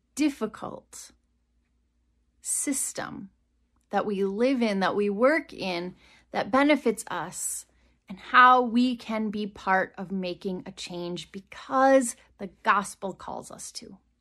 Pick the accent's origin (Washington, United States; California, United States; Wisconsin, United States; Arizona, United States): Wisconsin, United States; moved away as an adult; also born or lived in Rock Island, Illinois / Iowa; growing up in Wisconsin